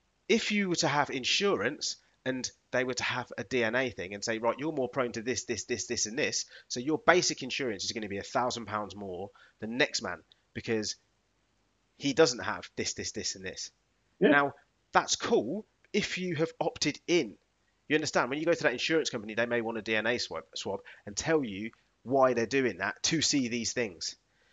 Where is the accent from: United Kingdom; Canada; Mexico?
United Kingdom; To me, that's part of what I class as being British, which I'm really proud of.